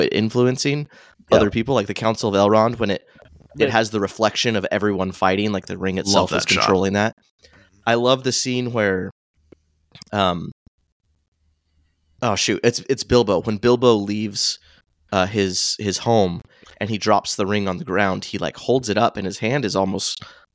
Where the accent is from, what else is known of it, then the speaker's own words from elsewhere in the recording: Arizona, United States; I grew up in Arizona